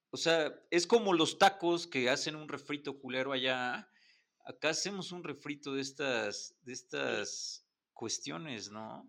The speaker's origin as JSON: {"language": "Spanish", "region": "Puebla", "country": "Mexico", "said": "como poblanos, creo que todos quisimos estudiar en la UDLA"}